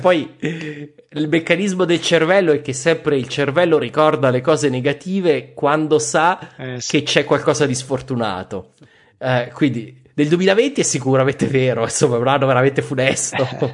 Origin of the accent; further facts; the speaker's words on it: Abruzzo, Italy; io sono abruzzese